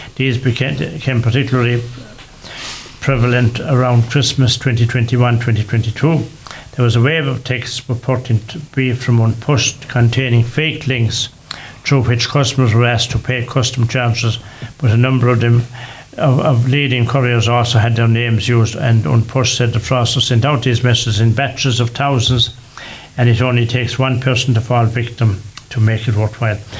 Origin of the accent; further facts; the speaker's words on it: Ireland; we are Irish, and we are Irish